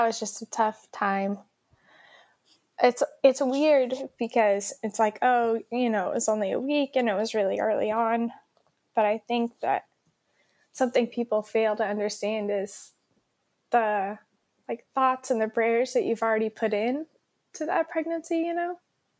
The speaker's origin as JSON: {"language": "English", "region": "Oklahoma", "country": "United States", "tie": "born or raised there", "also_born_or_lived": "Stillwater, Oklahoma", "moved": "as an adult", "lives_now": "Albany, United States", "said": "we both grew up in Oklahoma"}